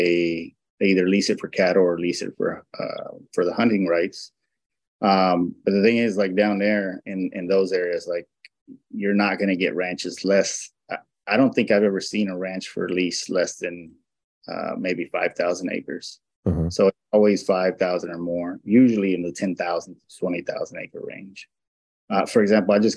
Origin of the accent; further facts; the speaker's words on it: Houston, Texas, United States; also born or lived in Mexico; I was born in Houston